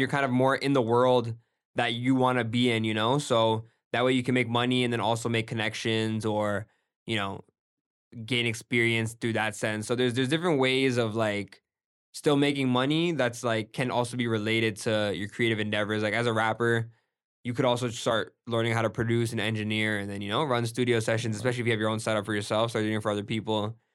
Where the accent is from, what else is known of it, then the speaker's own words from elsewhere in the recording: Brampton, Ontario, Canada; also born or lived in Jacksonville, Florida; growing up in Brampton, like, everybody's brown